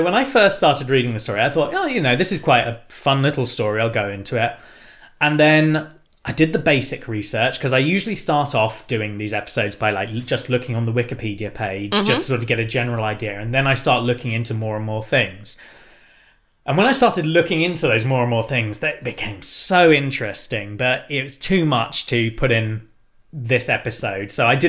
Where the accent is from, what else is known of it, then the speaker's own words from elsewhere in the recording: Yorkshire and the Humber, United Kingdom; I'm from Yorkshire, I am.